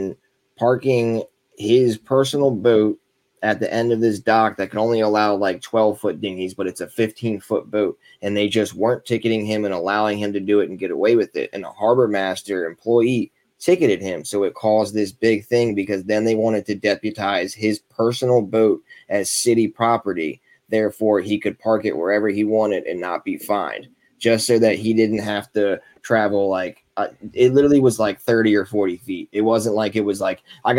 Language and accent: English; Arnold, Maryland, United States; now in Annapolis, United States; I'm down in the Napa City now, but I grew up in Arnold